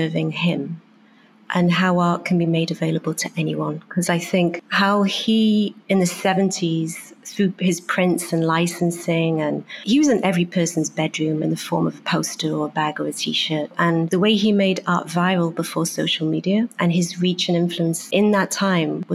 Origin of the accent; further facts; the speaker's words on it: Wales, United Kingdom; moved away as an adult; also born or lived in Beijing / Hong Kong / Germany / London; now in New York, United States; Growing up in Wales